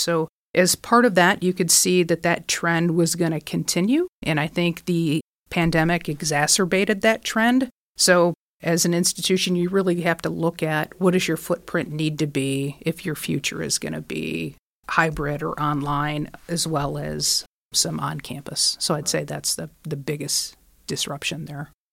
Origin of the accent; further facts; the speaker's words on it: Michigan, United States; I'm from Michigan, so manufacturing, I think, is in our blood